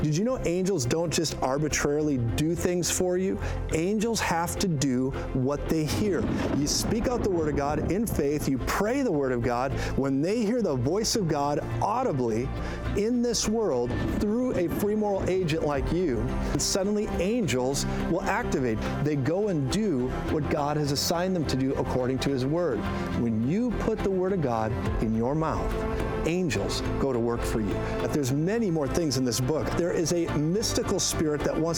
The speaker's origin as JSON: {"language": "English", "region": "Colorado", "country": "United States", "said": "I'm from Colorado"}